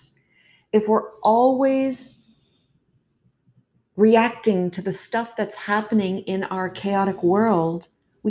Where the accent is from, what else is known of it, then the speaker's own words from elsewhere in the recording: Toronto, Ontario, Canada; I was born and raised in Toronto